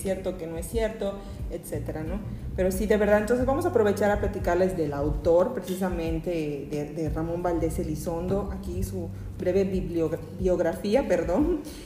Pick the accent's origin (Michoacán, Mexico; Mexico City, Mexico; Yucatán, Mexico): Yucatán, Mexico; como yucateca, como yucatecos